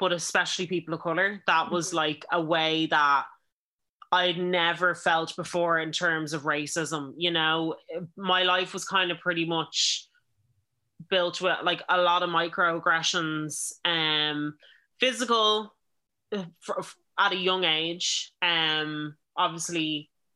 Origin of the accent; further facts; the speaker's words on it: Ireland; us being Irish